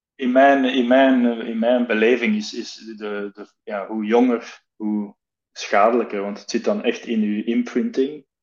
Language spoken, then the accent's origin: Dutch; Belgium; now in Netherlands; ik kom uit België